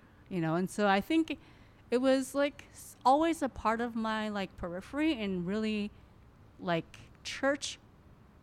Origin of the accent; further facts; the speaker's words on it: United States; I'm Hmong American